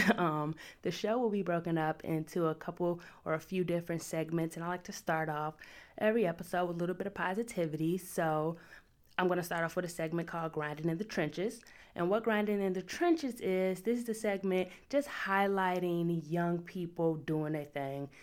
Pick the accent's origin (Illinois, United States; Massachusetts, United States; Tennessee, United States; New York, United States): Illinois, United States; Chicago; I'm from the South Side